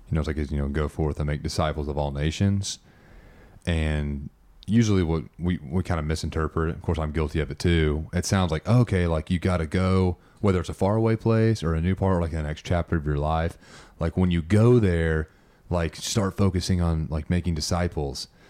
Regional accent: United States; as an American

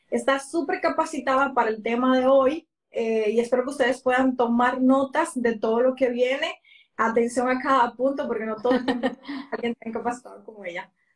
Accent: Dominican Republic; en mi país, República Dominicana

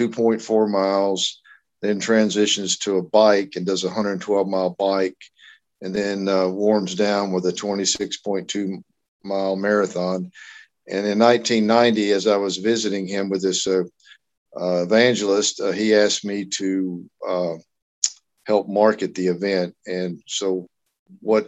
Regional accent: United States; now in Memphis, United States; I'm an American. I live in the middle part of the United States of America in a little country town called Memphis, Tennessee.

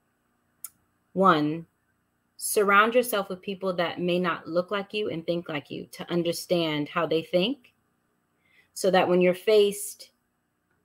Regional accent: United States; accent: American; moved away as an adult; I never thought as an American, well, technically I'm a dual citizen, but live my life in America, like American, born and raised. I mean, I even sound American

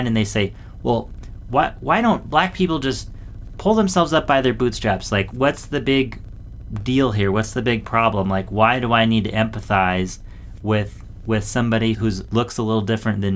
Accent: Southwest Washington State, United States; also born or lived in Southern California; I was born in Southern California, where it was a lot of diversity. But then when I was 7, we moved to Washington State, Southwest Washington State

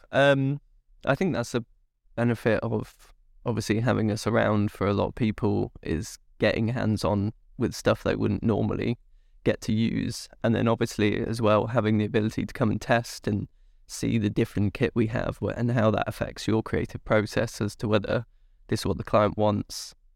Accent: Swindon, South West England, United Kingdom; moved away as an adult; now in London, United Kingdom; I'm from Wiltshire, uh, yeah. sort of west West England

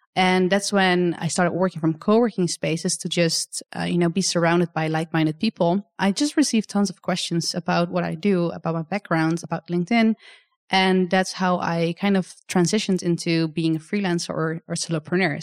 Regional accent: Netherlands; come to my home country as well to show you, uh, a bit more about where I'm from

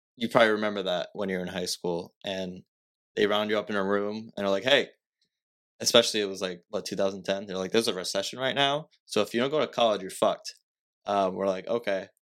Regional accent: Fall River, Massachusetts, United States; I'm from Fall River

